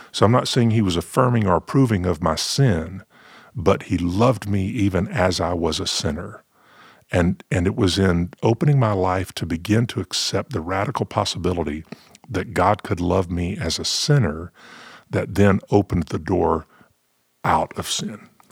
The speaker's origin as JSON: {"language": "English", "region": "the South", "country": "United States", "tie": "born or raised there", "said": "growing up in the South, you know, we had our, we had our gospel quartets"}